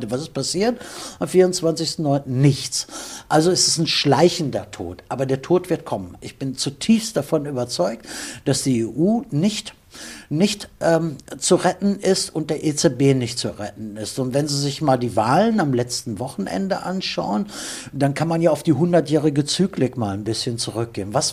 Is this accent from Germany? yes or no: yes; Germany; Also ich bin Deutscher in Deutschland geboren und ich schäme mich auch nicht dafür zu sagen